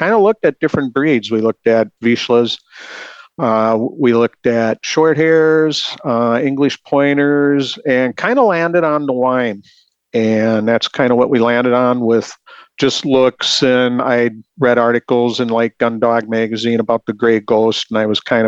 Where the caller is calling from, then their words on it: Scandia, Minnesota, United States; Sure, I'm calling from Scandia, Minnesota